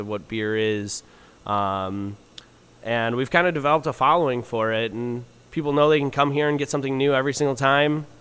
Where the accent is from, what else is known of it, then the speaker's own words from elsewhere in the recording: Parma, Ohio, United States; also born or lived in Kent, Ohio / Cleveland, Ohio; I grew up in Parma is where I'm from